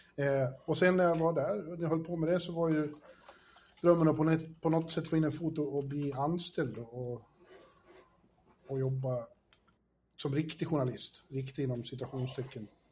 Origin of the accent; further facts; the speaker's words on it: Borlänge, Dalarna County, Sweden; moved away as an adult; also born or lived in Falun / Stockholm / Manhattan; now in New York, United States; jag växte upp i Borlänge